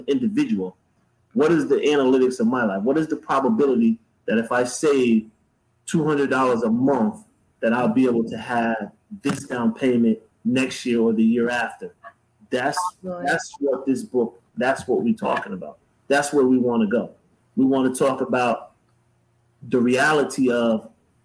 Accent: Bridgeport, Connecticut, United States; now in Charlotte, United States; I grew up in PT in Bridgeport, Connecticut.

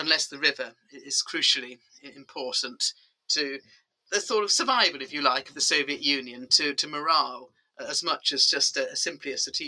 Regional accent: England, United Kingdom; now in London, United Kingdom; I'm sitting in London as an English person with no Russian background whatsoever

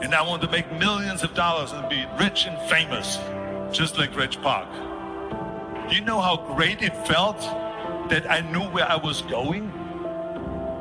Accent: Austria; born or raised there; moved away

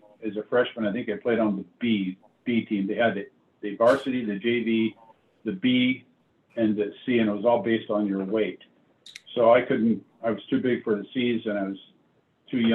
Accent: Bellflower, California, United States; also born or lived in Chicago, Illinois / Paramount, California; I was born in Chicago, and we moved to Paramount, California when I was 3 years old. And I think it's 5, we moved to, or when I was 6, we moved to Bellflower

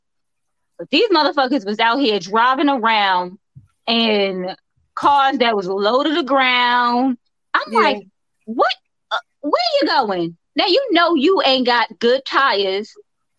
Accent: New York, United States; moved away; we're from New York

